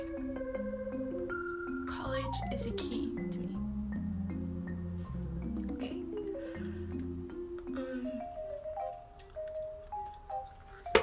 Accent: Alaska, United States; I was born in Alaska

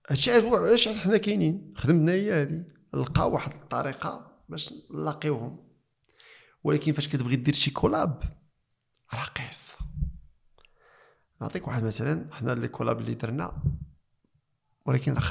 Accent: Morocco; حنا في الثقافه عندنا في المغرب ما كان تلفظ بالحب

